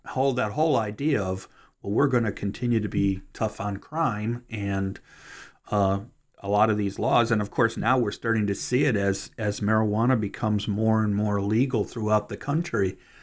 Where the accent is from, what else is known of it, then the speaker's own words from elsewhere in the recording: Cleveland, Ohio, United States; moved away as an adult; now in Kentucky, United States; that's my hometown